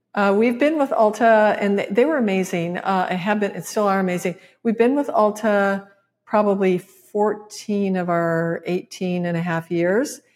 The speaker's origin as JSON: {"language": "English", "region": "Michigan", "country": "United States", "tie": "born or raised there", "moved": "yes", "said": "my home state, Michigan"}